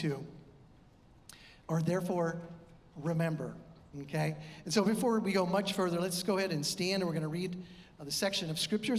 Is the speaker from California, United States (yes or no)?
yes; San Diego, California, United States; moved away; I am from California and mostly San Diego